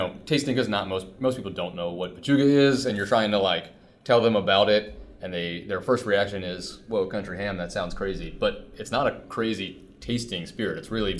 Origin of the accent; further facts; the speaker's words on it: Southern Maryland, United States; I grew up in Southern Maryland